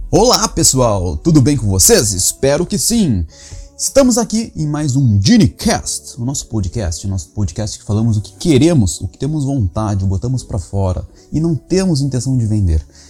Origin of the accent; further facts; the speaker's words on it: Rio Grande, Rio Grande do Sul, Brazil; also born or lived in Aveiro, Portugal; now in Trás-os-Montes, Portugal; eu sou de uma região do Brasil, do Rio Grande do Sul, bem lá embaixo, cidade do Rio Grande, perto do Chuí, perto de Pelotas